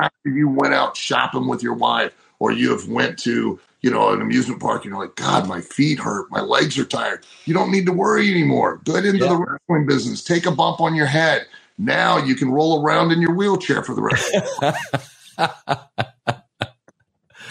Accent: Lima, Ohio, United States; moved away; in Lima, Ohio on October 28th in my hometown with my mother in the audience

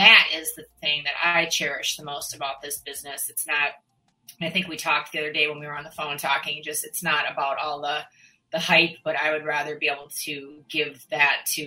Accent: Minnesota, United States; moved away; I feel like I honor my hometown by that sometimes. And then I just literally was on the phone with a friend back in Minnesota

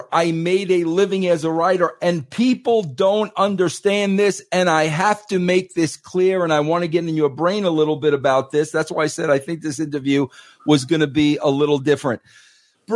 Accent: New York, United States; I'm a New Yorker

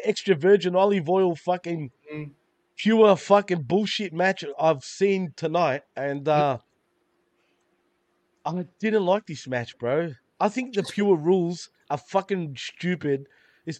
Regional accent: Australia; I'm from Australia

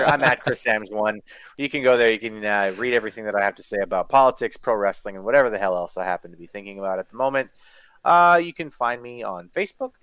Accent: Canada; I'm Canadian

